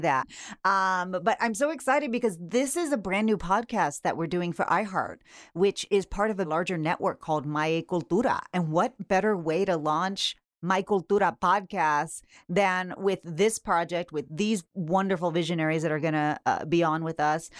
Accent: Texas, United States; I grew up in Texas

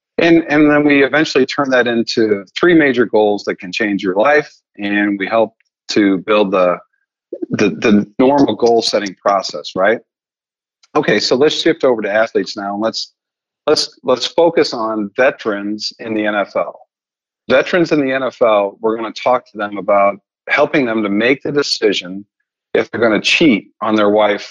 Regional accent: Missouri, United States; I'm from Missouri

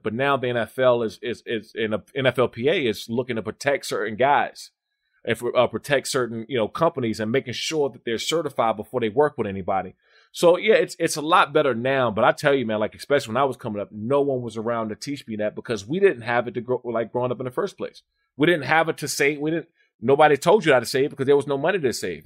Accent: Maryland and D.C., United States; also born or lived in Washington, D.C.; I grew up in Maryland and D.C.

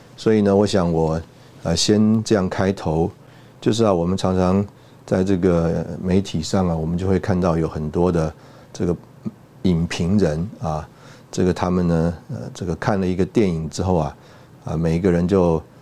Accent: Taiwan; 我们出来台湾长大的这个人

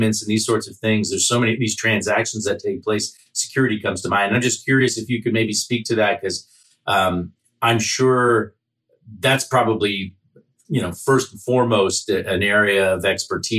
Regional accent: Southern California, United States; moved away; also born or lived in Pasadena, California; I'm from Southern California originally. Spent a year, had family in Pasadena. Father lived there. Went to Pasadena High School for a year

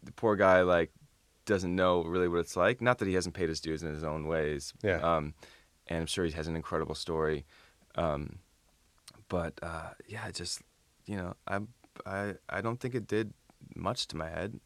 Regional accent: Toledo, Ohio, United States; moved away; I almost moved back to Toledo, Ohio

